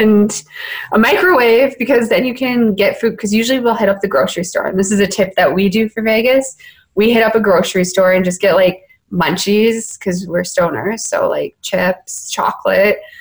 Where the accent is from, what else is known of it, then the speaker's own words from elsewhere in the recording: Canada; being Canadian